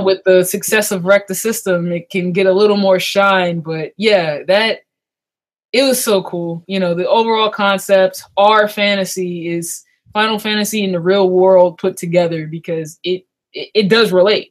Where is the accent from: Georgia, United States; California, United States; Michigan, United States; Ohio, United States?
California, United States; Long Beach; now in Maryland, United States; I'm originally from Long Beach, California, and we moved to Maryland um my 10 years ago 11 years ago